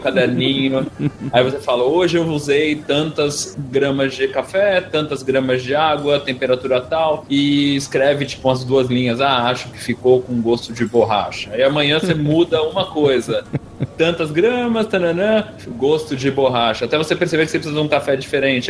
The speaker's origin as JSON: {"language": "Portuguese", "country": "Brazil"}